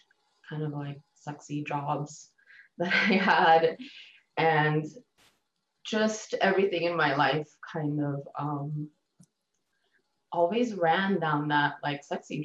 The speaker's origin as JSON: {"language": "English", "country": "Bulgaria", "tie": "born or raised there", "also_born_or_lived": "Germany", "moved": "yes", "lives_now": "Denver, United States", "said": "I was born in Bulgaria"}